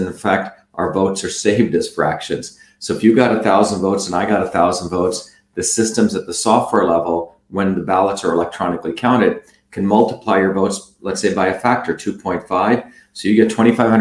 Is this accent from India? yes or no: yes; South India, India; moved away; Tamil, which is the language that I also learned to speak growing up in South India